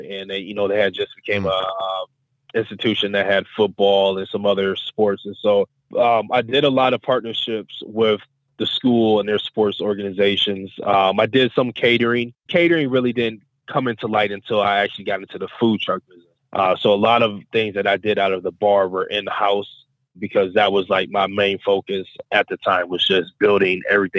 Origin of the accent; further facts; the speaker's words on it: East Cleveland, Ohio, United States; And so, we grew up in East Cleveland off of Eddy Road.